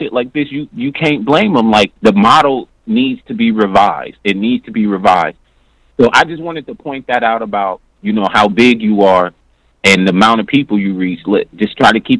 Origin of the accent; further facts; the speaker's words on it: Canton, Ohio, United States; moved away as an adult; also born or lived in Cincinnati, Ohio / Columbus, Ohio / Toledo, Ohio; now in North Carolina, United States; I'm from Canton, Ohio. But I went to University of Cincinnati. So I lived in Cincinnati, Columbus, and Toledo.